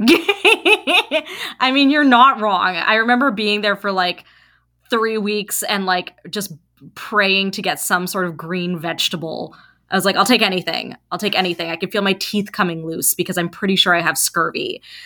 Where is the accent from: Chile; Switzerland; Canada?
Canada; we're first and second generation Canadians